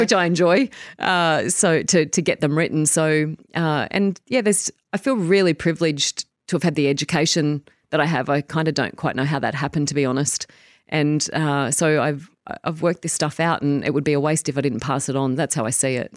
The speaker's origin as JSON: {"language": "English", "town": "Tamworth", "region": "New South Wales", "country": "Australia", "tie": "born or raised there", "moved": "as an adult", "lives_now": "New Zealand"}